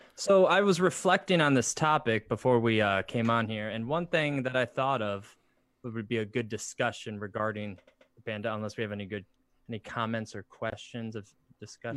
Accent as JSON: {"language": "English", "region": "Michigan", "country": "United States", "moved": "yes", "lives_now": "Indiana, United States", "said": "we're actually from Michigan."}